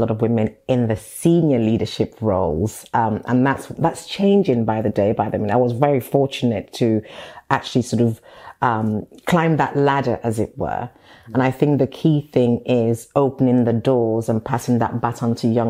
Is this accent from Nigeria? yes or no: yes; Nigeria; now in United Kingdom; I was born in Nigeria, studied in Nigeria